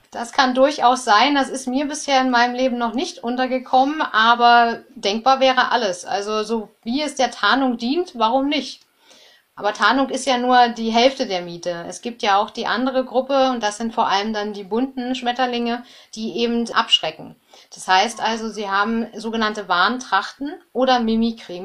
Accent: Germany; bei uns in Deutschland

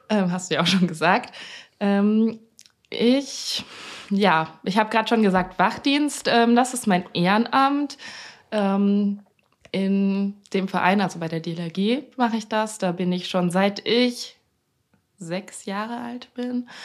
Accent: Franconia, Bavaria, Germany; ich bin eigentlich aus Bayern.

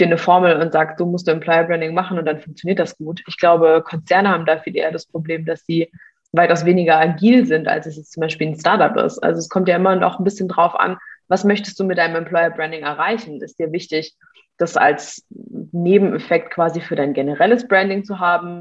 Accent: Mannheim, Baden-Württemberg, Germany; Ich komme auch ursprünglich aus Mannheim.

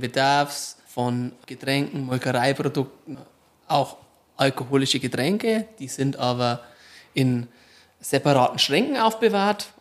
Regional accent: Marktredwitz, Bavaria, Germany; also born or lived in Poppenreuth near Waldershof; Geboren in Marktredwitz. Mhm. Viele Jahre gewohnt in Poppenreuth bei Waldershof

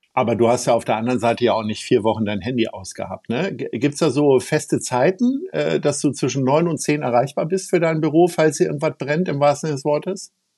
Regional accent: Hanover, Lower Saxony, Germany; now in Hamburg, Germany; ich komme ja aus Hannover ursprünglich

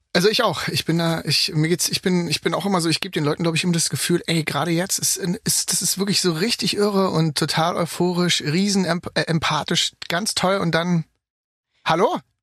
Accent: Germany; accent: German; ich bin Deutscher. Ne? bei dem Akzent

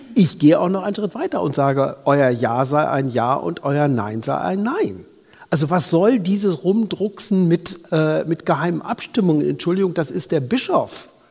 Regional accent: Lower Saxony, Germany; komme ich aus Niedersachsen

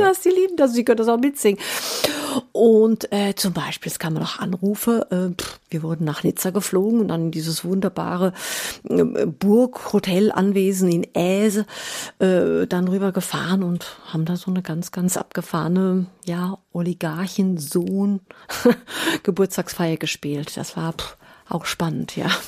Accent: Germany; ich bin ja in Deutschland geboren, aufgewachsen

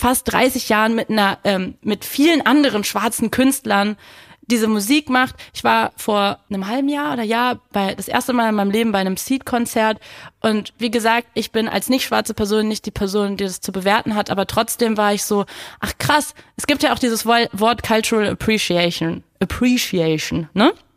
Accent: Berlin, Germany; ich bin Berlinerin

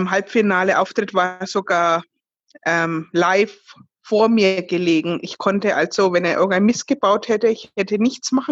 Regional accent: Fürth, Bavaria, Germany; Ich komme aus Fürth, das ist in Bayern, gleich neben Nürnberg.

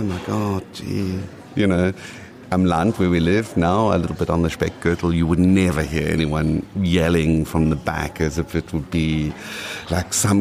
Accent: South Africa; first language English; moved away as an adult; also born or lived in Düsseldorf, Germany; now in Vienna, Austria; I spoke Afrikaans coming from South Africa, I mean, I studied in Afrikaans, although my mother tongue is English.

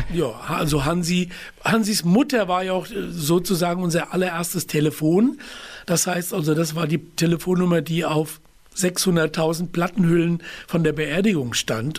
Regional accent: Wiesbaden, Hesse, Germany; also born or lived in Taunus; aufgewachsen in Wiesbaden-Biebrich, das ist ein Vorort unten am Rhein und später dann ja in die Stadt umgezogen, dort auch zur Schule gegangen

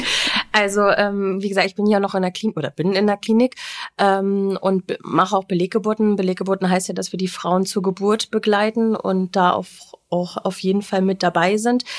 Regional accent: Göttingen, Lower Saxony, Germany; mein erstes Praktikum gemacht, bei, auch bei uns in Göttingen in der Hebammenpraxis

